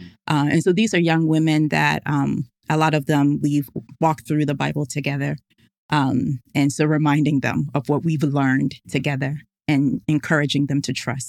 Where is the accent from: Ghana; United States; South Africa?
Ghana; English is a second language; So when I said tea and theology, I'm Ghanaian. So I was thinking hot tea, and they were like, "No, we want sweet tea."